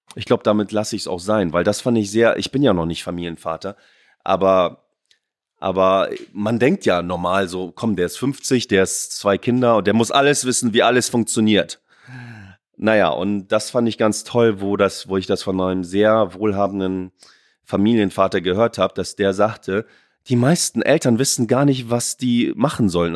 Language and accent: German; Oldenburg, Lower Saxony, Germany; moved away; in Oldenburg zu bleiben und meine Heimat